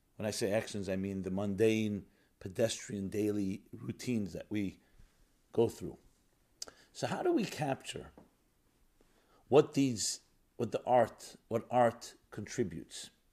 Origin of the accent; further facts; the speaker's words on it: New York, United States; I grew up in New York. I'm born and bred in New York. A very industrial city